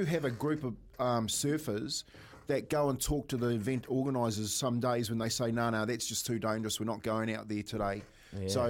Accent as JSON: {"language": "English", "town": "Waitara", "region": "Taranaki", "country": "New Zealand", "tie": "born or raised there", "said": "I grew up in Waitara"}